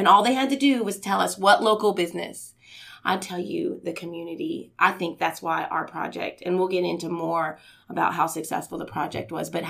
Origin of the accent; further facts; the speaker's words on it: Indiana, United States; also born or lived in Houston; We're from the Midwest. I'm originally from Indiana.